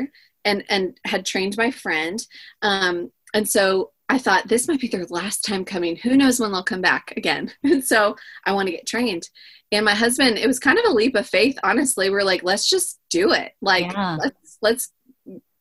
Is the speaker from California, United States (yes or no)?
yes; California coast, United States; growing up on the California coast